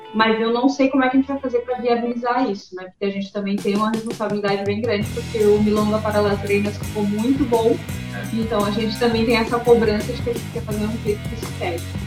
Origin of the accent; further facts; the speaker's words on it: Rio Grande do Sul, Brazil; moved away as an adult; now in Florianópolis, Brazil; Eu sou natural do Rio Grande do Sul